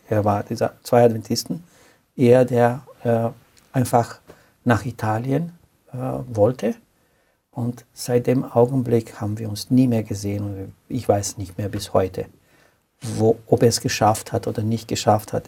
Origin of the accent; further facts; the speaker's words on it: Romania; German is a second language; moved away as an adult; also born or lived in Austria; now in Klagenfurt, Austria; Ich stamme aus Rumänien. Ich bin nach Österreich geflüchtet